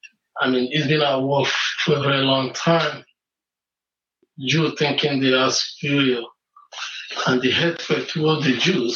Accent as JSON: {"language": "English", "country": "Nigeria", "tie": "born or raised there", "moved": "yes", "said": "I remember growing up in Nigeria where they have different denominations, they have Methodists, which while growing up out of, they have Assembly, they have Anglican, they have a huge Catholic."}